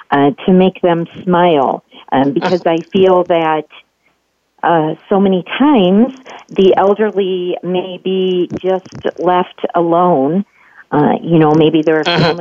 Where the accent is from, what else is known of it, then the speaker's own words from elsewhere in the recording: Wheeling, West Virginia, United States; moved away as an adult; also born or lived in Pittsburgh, Pennsylvania / Ohio; now in Illinois, United States; I was raised in Wheeling, West Virginia. I was born in Pittsburgh, and my parents adopted me, so I spent my childhood years all the way through college in West Virginia